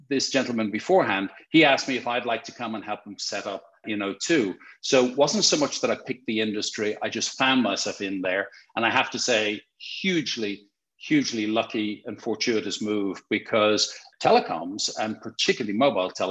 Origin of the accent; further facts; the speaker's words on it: Dublin, Leinster, Ireland; moved away as an adult; also born or lived in London; I born and raised in Dublin, in Ireland, thus the funny accent